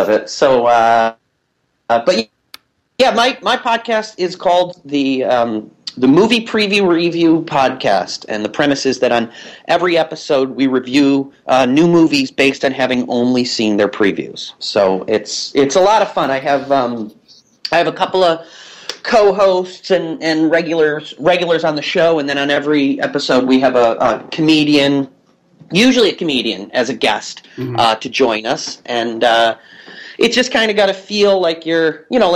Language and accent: English; Massachusetts, United States; moved away as an adult; now in New York City, United States; I'm an East Coaster from birth. I'm from Massachusetts originally